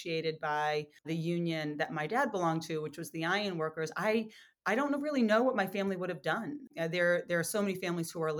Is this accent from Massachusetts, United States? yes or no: yes; Lowell, Massachusetts, United States; my hometown of Lowell and those surrounding communities